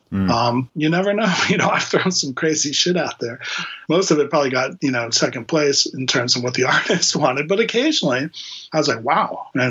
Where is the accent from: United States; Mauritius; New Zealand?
United States; Miami, Florida; born or raised there; now in Boston, United States